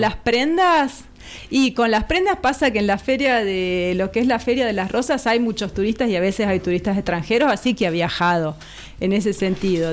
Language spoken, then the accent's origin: Spanish; Patagonia, Argentina; also born or lived in Buenos Aires; now in Los Molles, Argentina; yo soy patagónica